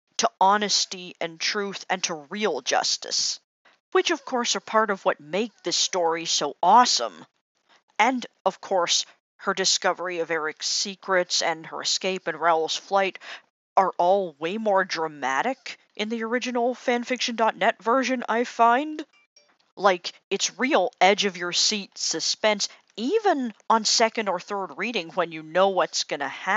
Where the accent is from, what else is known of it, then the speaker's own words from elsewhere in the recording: Canada; as a Canadian